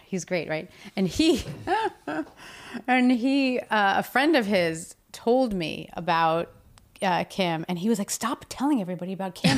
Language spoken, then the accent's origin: English; New Jersey, United States; moved away; I'm from New Jersey.